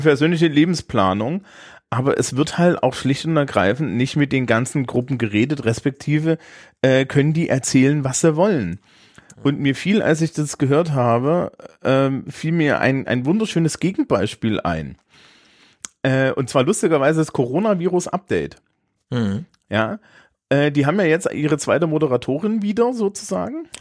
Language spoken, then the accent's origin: German; Germany; als Deutscher